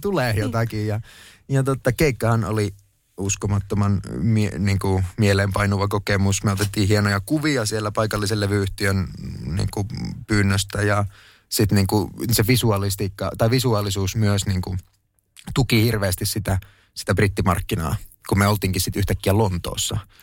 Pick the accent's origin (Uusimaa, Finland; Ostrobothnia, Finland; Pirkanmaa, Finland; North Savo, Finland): North Savo, Finland; Kuopio; moved away as an adult; also born or lived in Jyväskylä / Stockholm, Sweden / Tampere; Mä läksin 2000-luvun alussa, muutin Kuopiosta Jyväskylään opiskelemaan.